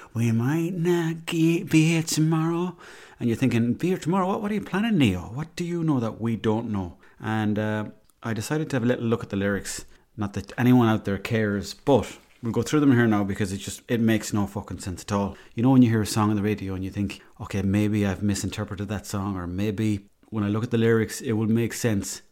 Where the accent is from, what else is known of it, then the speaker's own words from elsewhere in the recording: Swinford, Connacht, Ireland; I'm from there